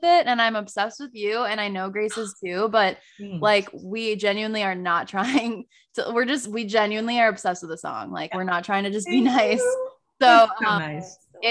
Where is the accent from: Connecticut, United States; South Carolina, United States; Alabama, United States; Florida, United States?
Florida, United States; Naples; now in Charleston, United States; we're both from Naples, Florida